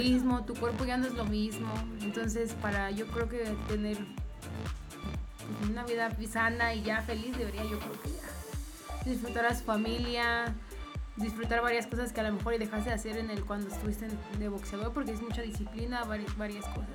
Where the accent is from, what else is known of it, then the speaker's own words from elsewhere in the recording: Mexico; aunque somos mexicanos